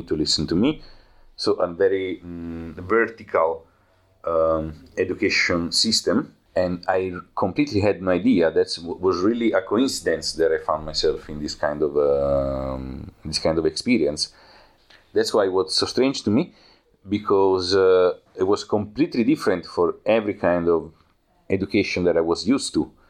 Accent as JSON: {"language": "English", "country": "Italy", "second_language": "English", "moved": "as an adult", "lives_now": "Berlin, Germany", "said": "Uh, I come from Italy. I am a video maker and photographer"}